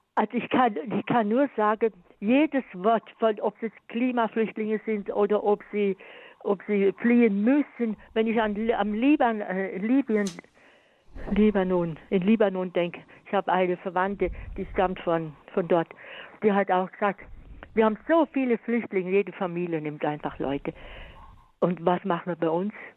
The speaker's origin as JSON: {"language": "German", "region": "Swabia", "country": "Germany", "said": "ich bin sogar Schwäbin"}